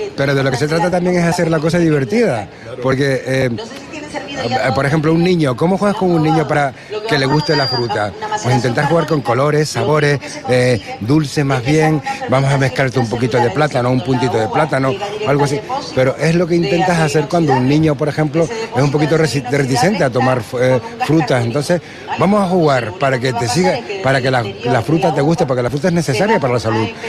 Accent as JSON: {"language": "Spanish", "region": "Canary Islands", "country": "Spain", "said": "por mi tierra mato"}